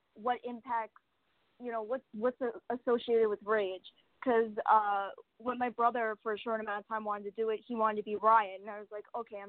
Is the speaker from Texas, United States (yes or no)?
no; New York, United States; I grew up in New York